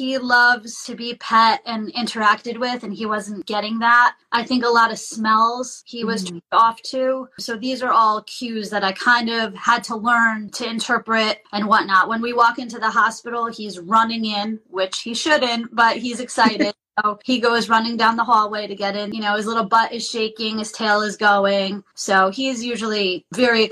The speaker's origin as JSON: {"language": "English", "region": "Connecticut", "country": "United States", "said": "We're from Connecticut"}